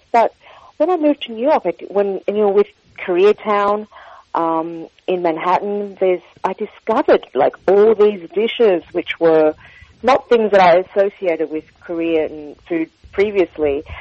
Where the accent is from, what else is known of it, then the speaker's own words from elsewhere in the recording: Sydney, New South Wales, Australia; born there; So I was born in Sydney, you're correct. Uh, my parents were first generation immigrants from the south of China, from Guangdong province.